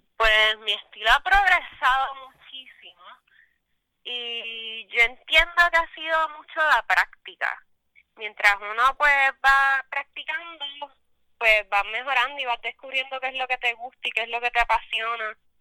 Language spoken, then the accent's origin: Spanish; Lares, Puerto Rico; Soy de Lares, Puerto Rico y ahora mismo estoy en San Sebastián.